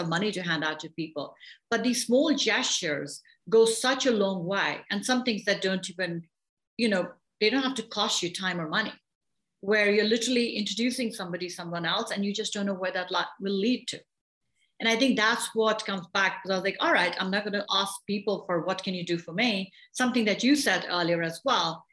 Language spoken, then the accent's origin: English; India; also born or lived in England / Canada; now in United States; I grew up in India, I went to school in England, I lived in Canada, I'm here now, I've lived in many other places